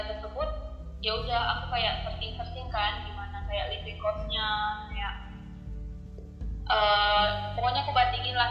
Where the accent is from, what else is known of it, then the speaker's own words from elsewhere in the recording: North Sumatra, Indonesia; moved away as an adult; now in Germany; Aku asalnya dari Sumatera Utara.